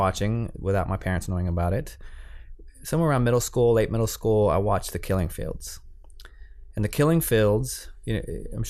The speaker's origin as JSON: {"language": "English", "town": "San Antonio", "region": "Texas", "country": "United States", "said": "I'm a Latino, and I'm from Texas in a neighborhood that had no cameramen, way far away from the industry."}